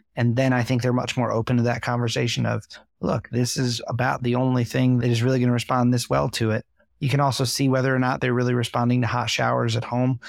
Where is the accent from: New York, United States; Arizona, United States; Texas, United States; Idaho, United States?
New York, United States; I'm from New York